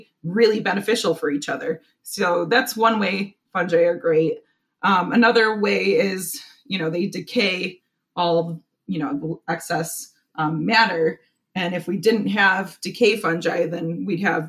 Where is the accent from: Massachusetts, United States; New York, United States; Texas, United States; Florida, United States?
New York, United States; Buffalo; moved away as an adult; also born or lived in St. Lawrence, New York; now in Cleveland, United States; I grew up in Buffalo, New York